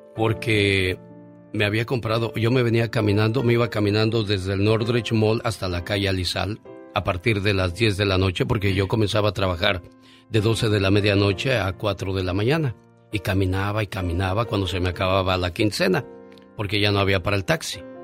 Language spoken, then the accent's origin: Spanish; Mexicali, Baja California, Mexico; moved away; un día salí de Mexicali pero Mexicali nunca salió de mí